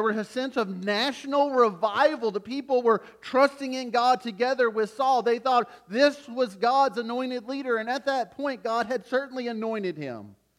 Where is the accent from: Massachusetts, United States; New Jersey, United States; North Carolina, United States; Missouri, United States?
North Carolina, United States; Wilmington; I grew up in Wilmington, North Carolina, and just north of Wilmington is Jacksonville and Camp Lejeune.